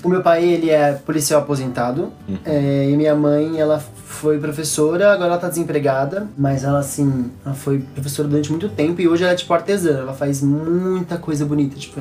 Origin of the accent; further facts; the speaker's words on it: São Paulo, Brazil; also born or lived in Guaratinguetá / Lorena; com quatro anos, eu vim pra São Paulo